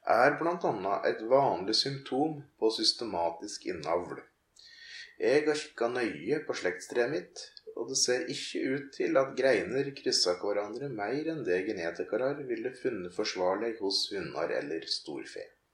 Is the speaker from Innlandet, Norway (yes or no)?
yes; Ringsaker, Innlandet, Norway; sentrum i bygda der jeg vokste opp